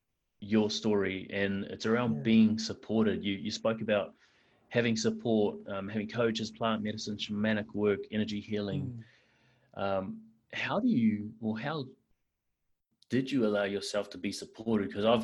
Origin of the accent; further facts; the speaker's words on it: New Zealand; now in Perth, Australia; I'm from New Zealand.